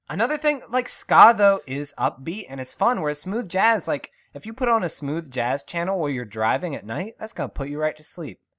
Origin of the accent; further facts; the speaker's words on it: Western Pennsylvania, United States; Born and raised in Western P